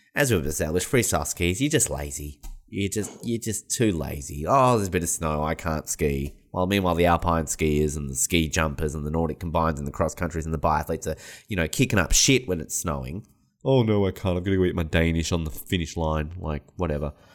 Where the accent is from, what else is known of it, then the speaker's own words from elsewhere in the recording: Australia; as an Australian